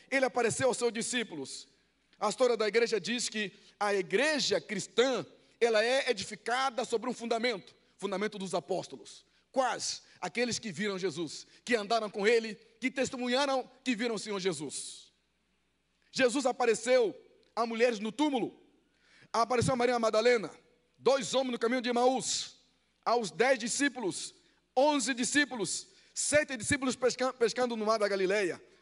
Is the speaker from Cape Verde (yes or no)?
no; Angola; Portuguese is a second language; moved away as an adult; now in Brazil; Eu nasci numa aldeia eu nasci numa aldeia, não falava português. Eu conheci cidade com 11 anos. Fui para a guerra, fui treinado pelos soviéticos e cubanos. Participei da guerra de Angola